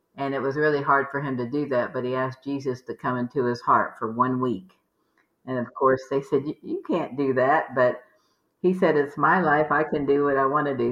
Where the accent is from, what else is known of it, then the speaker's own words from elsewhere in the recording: Maryland, Virginia, East Coast, United States; now in Houston, United States; We grew up in the East Coast, Maryland, Virginia